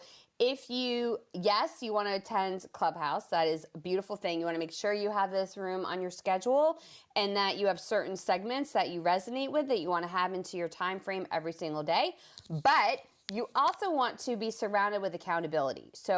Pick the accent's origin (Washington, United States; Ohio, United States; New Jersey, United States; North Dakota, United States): New Jersey, United States; now in Georgia, United States; It's why I am originally from the Northeast. I moved to Georgia, where I live now, from New Jersey.